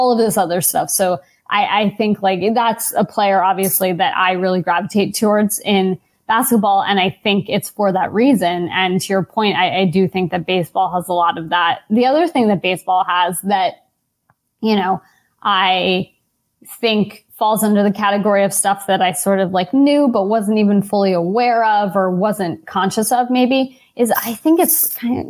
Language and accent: English; New York City, New York, United States; I grew up in New York City.